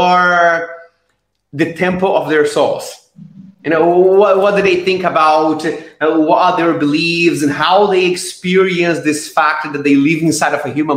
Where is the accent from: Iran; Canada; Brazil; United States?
Brazil; now in Estonia; I am originally from Brazil. Right now, I live in Estonia.